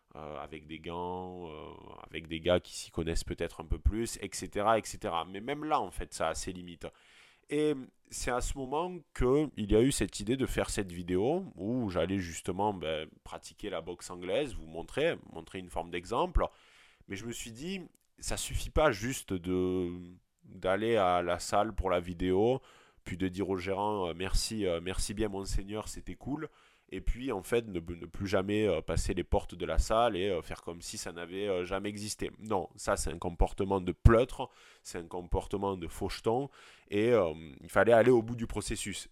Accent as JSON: {"language": "French", "country": "France", "also_born_or_lived": "Montpellier / Lyon / Paris", "accent": "provincial, rural", "moved": "yes", "said": "j'ai beau venir de la, de la, province et même de, la campagne, mon accent le démontre parfaitement"}